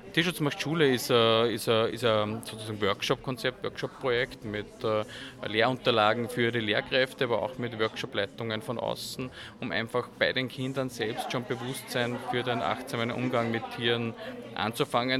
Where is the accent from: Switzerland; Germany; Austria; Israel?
Austria; Mühlviertel, Upper Austria; Ich komme aus dem Müllviertel, sozusagen aus, aus einer Gegend, wo es kleinstrukturierte Landwirtschaft gibt